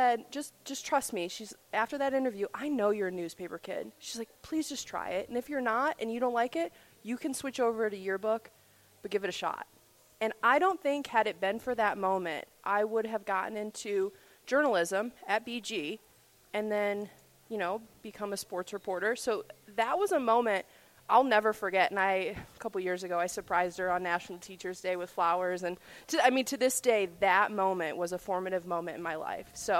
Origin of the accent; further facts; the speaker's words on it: Sylvania, Ohio, United States; I was born and raised in Sylvania